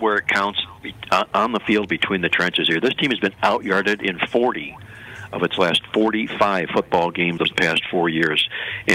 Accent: Ohio, United States; I'm from Ohio and my blood bleeds Buckeye red or scarlet and gray

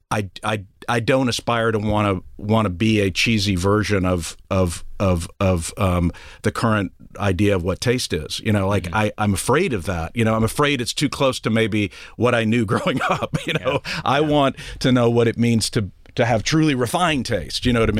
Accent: Odessa, Texas, United States; to trying to hide my Texas background or parts of my life, you know, like not having to admit that I was from Odessa, you know, which has plenty of mobile homes

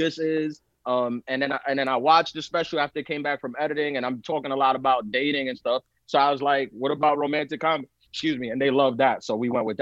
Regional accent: New York City, New York, United States; first language Spanish; English is a second language; I was born in East New York, and then I moved out to South Jamaica, Queens

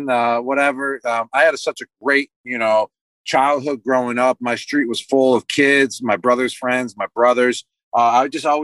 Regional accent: Buffalo, New York, United States; moved away; I was growing up in Buffalo

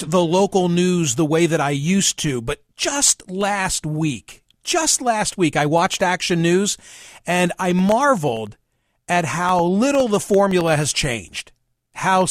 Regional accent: Philadelphia, Pennsylvania, United States; Channel 6 in my hometown

